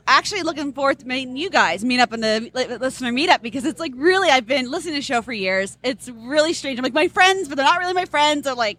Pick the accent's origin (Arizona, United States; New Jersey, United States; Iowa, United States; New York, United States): New Jersey, United States; We're from South Jersey, so we get more of the green grass. We're not from North Jersey